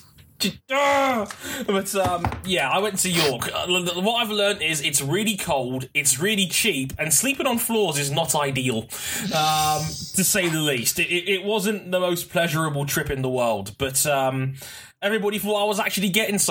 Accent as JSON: {"language": "English", "region": "London", "country": "United Kingdom", "tie": "born or raised there", "said": "I'm born and raised in West London. I've never left West London."}